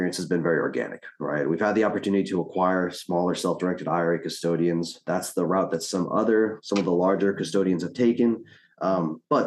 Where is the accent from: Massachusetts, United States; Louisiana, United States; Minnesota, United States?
Louisiana, United States; New Orleans; moved away as an adult; now in Houston, United States; Originally, I'm from New Orleans, Louisiana